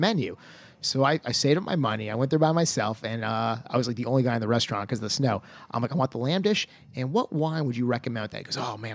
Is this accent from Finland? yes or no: no; Stonington, Connecticut, United States; moved away as an adult; now in New York, United States; I was from Connecticut originally, and I grew up on a little town called Stonington